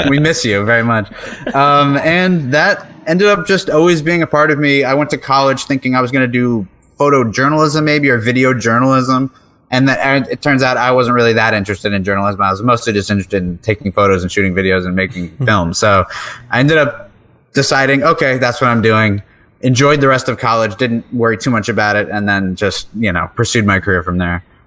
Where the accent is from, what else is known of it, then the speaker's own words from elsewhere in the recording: New York, United States; I'm from New York